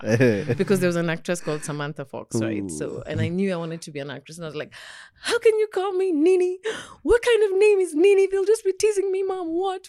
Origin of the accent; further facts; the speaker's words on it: Ngumo, Nairobi, Kenya; I grew up in Ngumo, then Kuna, then Gumo. That's where I spent my childhood. The same house in Gumo.